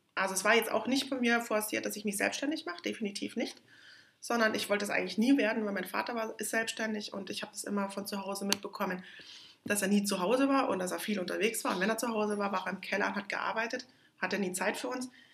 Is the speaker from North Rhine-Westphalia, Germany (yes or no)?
no; near Munich, Bavaria, Germany; Ich bin in der Nähe von München aufgewachsen